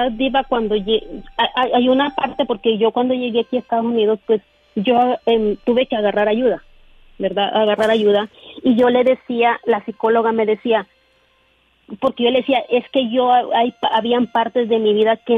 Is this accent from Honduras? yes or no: yes; Honduras; now in United States; yo soy de Honduras